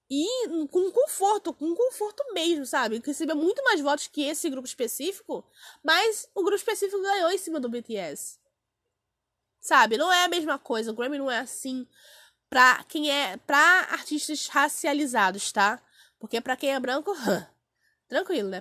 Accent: Brazil; eu sou do Brasil

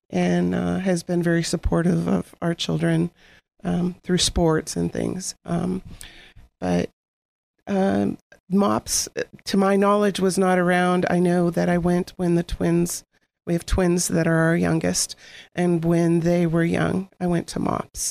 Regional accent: Girard, Pennsylvania, United States; I, I grew up, we both grew up in Girard

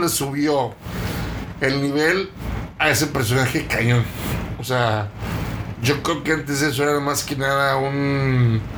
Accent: Mexico; como mexicanos no estamos acostumbrados a ver poder en las mujeres

